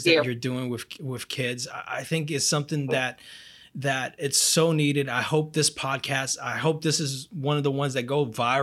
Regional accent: Brazil; moved away; I'm from Brazil

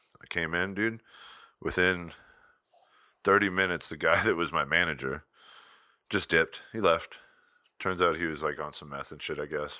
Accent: Tucson, Arizona, United States; I came from Tucson.

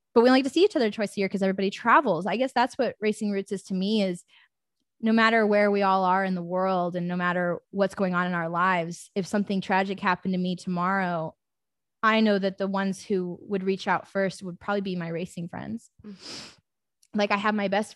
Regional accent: Lee's Summit, Missouri, United States; now in Indiana, United States; I'm from Lee Summit, Missouri, and my ass lives in Indiana somehow

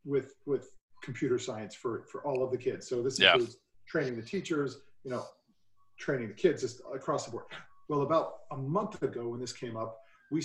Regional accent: Utah, United States; I'm from here. I'm from Utah, which is the same place you guys are located.

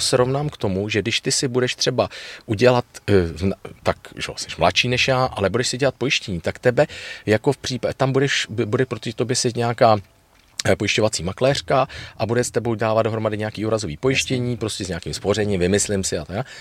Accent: Prague, Czechia; já jsem rodilej Pražák

